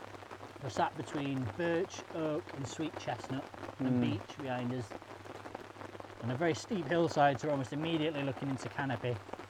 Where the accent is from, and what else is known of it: Sheffield, Yorkshire and the Humber, United Kingdom; accent: Sheffield